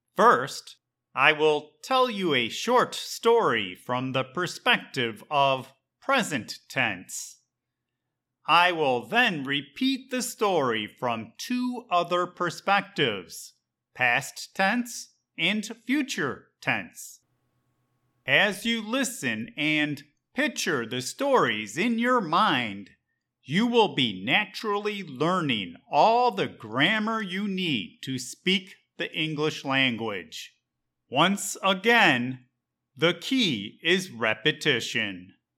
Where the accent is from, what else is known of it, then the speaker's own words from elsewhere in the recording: Chicago, Illinois, United States; moved away as an adult; now in Puerto Rico; I was born and raised in Chicago, Illinois